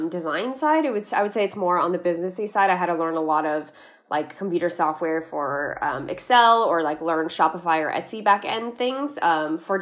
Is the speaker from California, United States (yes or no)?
yes; Bay Area, California, United States; I grew up in the Bay Area and have been here my whole life